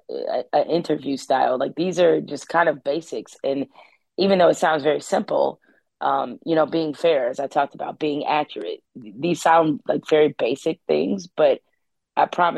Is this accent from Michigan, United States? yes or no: yes; Detroit, Michigan, United States; also born or lived in East Lansing, Michigan; born and raised in Detroit, but grew up at Michigan State